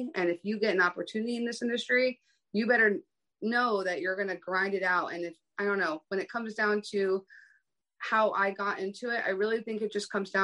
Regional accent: East Coast, United States; now in West Coast, United States; I'm from the East Coast. I'm living on the West Coast

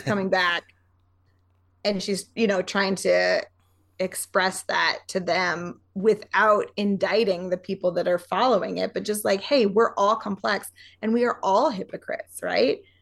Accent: Montana, United States; moved away as an adult

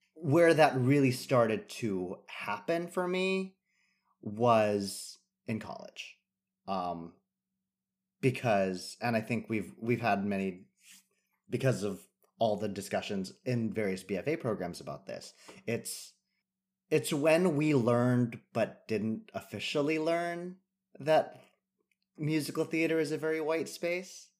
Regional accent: San Jose, California, United States; now in New York, United States; growing up in California

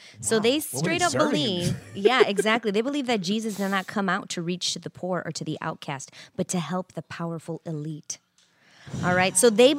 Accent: Chicago, Illinois, United States; I'm from Chicago.

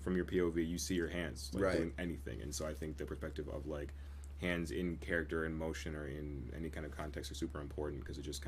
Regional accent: Grand Rapids, Michigan, United States; also born or lived in Zeeland, Michigan / Kentwood, Michigan; I grew up here in Grand Rapids, kind of the west side when I was in my younger years

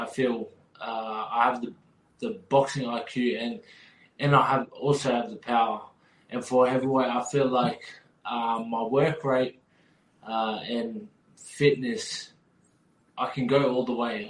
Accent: Australia; I was born and raised in Australia

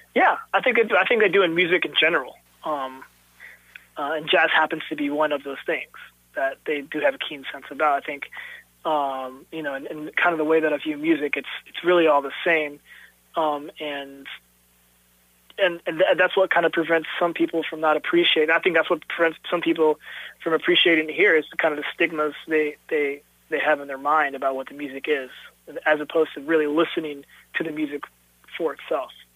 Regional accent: Jefferson City, Missouri, United States; also born or lived in Dallas, Texas; now in Kansas City, United States; I was born in Dallas, Texas, but I was raised in Jefferson City, Missouri

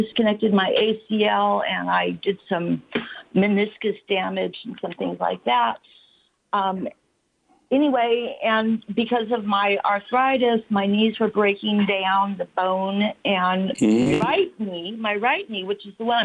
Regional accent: California, United States; also born or lived in Washington State / Chula Vista / Santa Monica; now in Redlands, United States; I was born up in Washington State, and then I moved to California when I was about 7, and I've been in Chula Vista, Santa Monica, and now the Redlands is in the Inland Empire

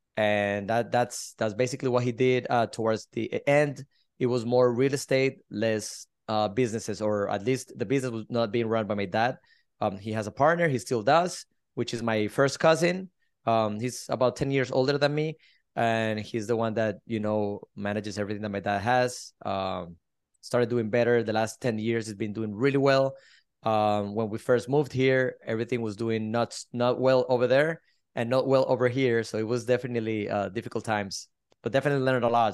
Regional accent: Colombia; also born or lived in Miami, Florida; now in Sarasota, United States; I'm originally from Colombia, South America. I moved to the States twenty-four years ago, lived in Miami for twenty years.

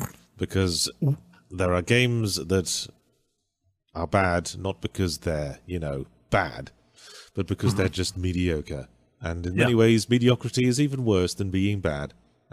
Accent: England, United Kingdom; moved away; I come from England and I'm a writer.

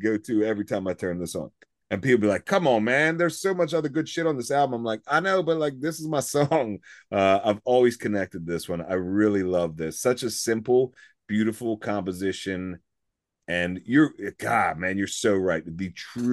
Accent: Baltimore, Maryland, United States; we're from Baltimore

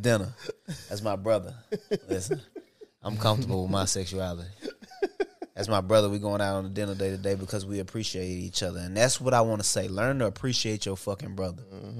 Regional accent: Bolivar, Tennessee, United States; I'm from Bolivar, Tennessee.

